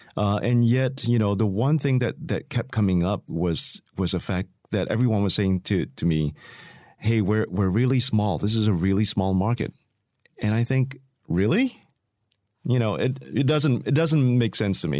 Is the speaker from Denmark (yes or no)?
no; Singapore; I come from Singapore